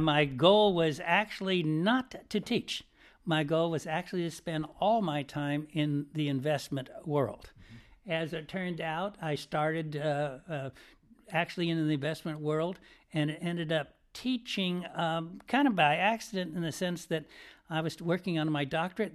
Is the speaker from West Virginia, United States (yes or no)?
no; Piedmont, California, United States; I'm from a town called Piedmont, California, across from San Francisco